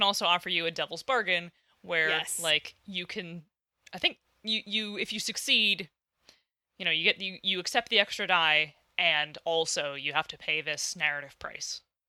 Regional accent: Midwest, United States; Oh, I'm from the Midwest now. I can't talk.

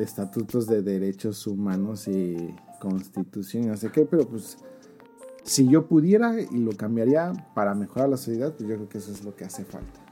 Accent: Mexico; moved away

